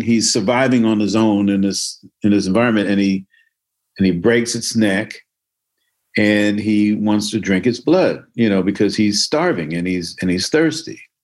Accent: Newark, New Jersey, United States; moved away as an adult; also born or lived in California; I grew up in Newark. I grew up on Somerset Street

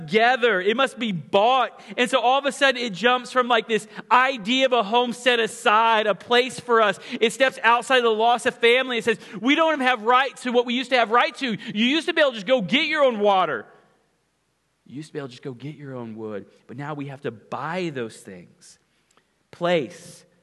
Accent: Ponca City, Oklahoma, United States; the house that I grew up in Ponca City, Oklahoma

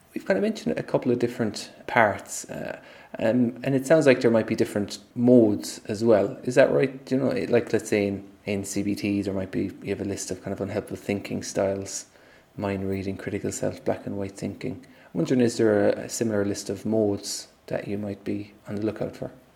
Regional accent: Ireland; us as an Irish people

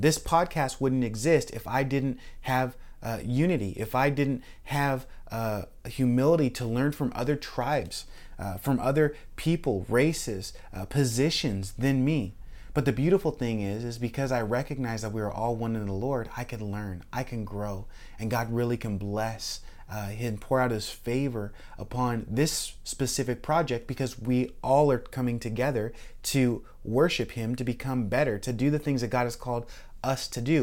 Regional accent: Washington, United States; now in Florida, United States; I grew up in Washington State, and we had Mount Rainier

